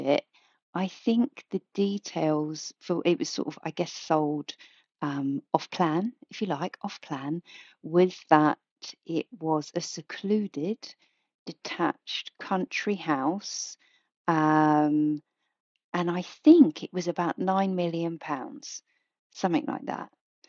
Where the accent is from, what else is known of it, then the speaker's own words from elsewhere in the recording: South East England, United Kingdom; And I was introduced as … from Kent. So there you are. I am … from Kent.